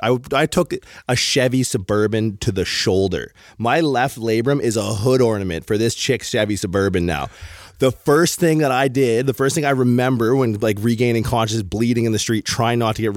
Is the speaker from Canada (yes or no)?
yes; Canada; I'm from Canada, right? And I was raised